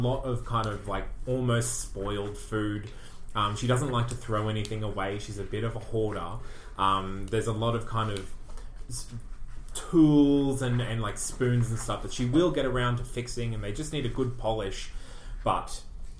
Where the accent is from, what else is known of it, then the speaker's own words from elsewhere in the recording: Australia; I'm Australian.